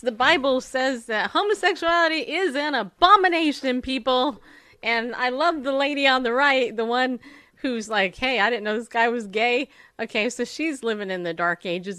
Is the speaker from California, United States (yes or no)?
yes; California, United States; now in Tennessee, United States; I grew up in California